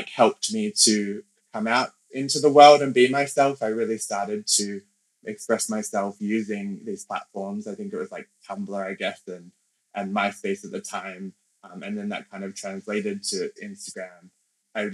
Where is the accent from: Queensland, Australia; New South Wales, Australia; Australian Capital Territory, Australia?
Australian Capital Territory, Australia; Canberra; first language English; now in London, United Kingdom; I grew up in Canberra in Australia